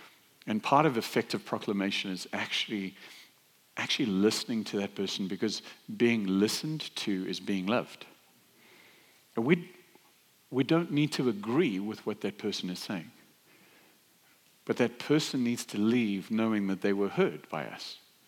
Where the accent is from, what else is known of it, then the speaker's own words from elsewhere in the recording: South Africa; now in United States; well, I live in the States, but I grew up in South Africa.